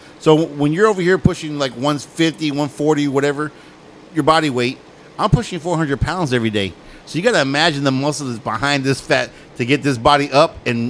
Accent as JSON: {"language": "English", "region": "Texas", "country": "United States", "tie": "born or raised there", "said": "I was born in Texas and I wasn't born in Mexico or anything like"}